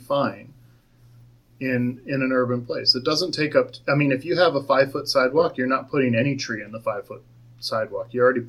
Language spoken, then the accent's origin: English; Maryland, United States; now in Mesa, United States; I grew up in Maryland when I was little